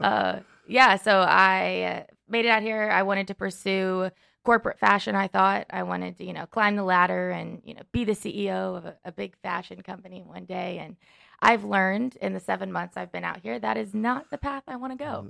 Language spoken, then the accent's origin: English; Henderson, Kentucky, United States; moved away as an adult; also born or lived in Indiana / Lexington, Kentucky; now in Los Angeles, United States; I'm originally from Kentucky